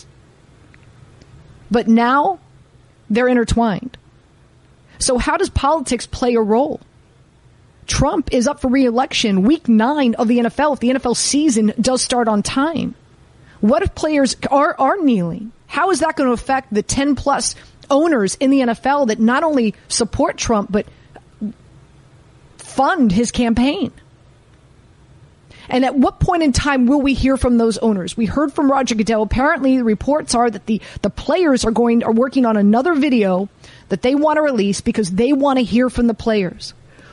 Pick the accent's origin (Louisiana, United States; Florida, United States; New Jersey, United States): Florida, United States; Miami; I grew up in Miami, Florida.